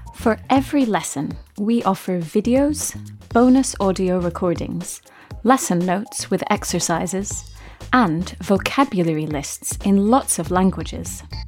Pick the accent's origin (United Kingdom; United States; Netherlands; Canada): United Kingdom; we're British